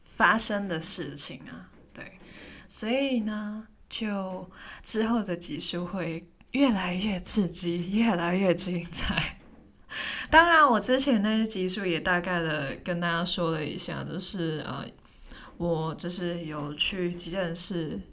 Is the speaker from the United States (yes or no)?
no; Hong Kong; moved away as an adult; now in Taipei, Taiwan; 我也是香港人